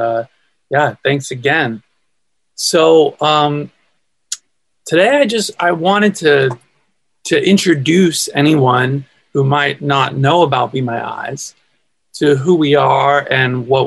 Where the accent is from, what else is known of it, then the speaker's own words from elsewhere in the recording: California, United States; I'm from California. Born and raised in California